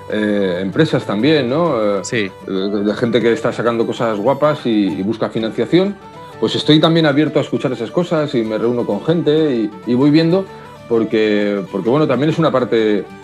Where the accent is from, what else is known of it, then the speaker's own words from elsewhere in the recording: Madrid, Community of Madrid, Spain; Sí, yo voy a Madrid a menudo, sí, soy madrileño, nací en Madrid, lo que pasa es que he estado por, muchos sitios, he ido muchos años fuera